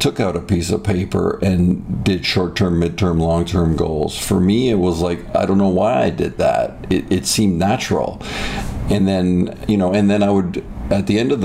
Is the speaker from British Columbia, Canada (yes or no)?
no; Toronto, Ontario, Canada; now in United States; my childhood was great. It was just it was in the Greater Toronto area